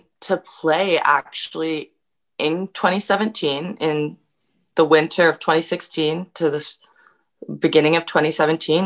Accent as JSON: {"language": "English", "town": "Campbell River", "region": "British Columbia", "country": "Canada", "tie": "born or raised there", "also_born_or_lived": "Minnesota", "moved": "yes", "said": "I joined summer club in my hometown of Campbell River when I was very young"}